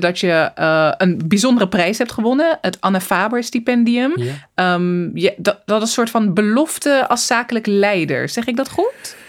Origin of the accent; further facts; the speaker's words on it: Zoetermeer, South Holland, Netherlands; moved away as an adult; also born or lived in Rotterdam; Ik ben opgegroeid in Soetermeer, in een hele witte wijk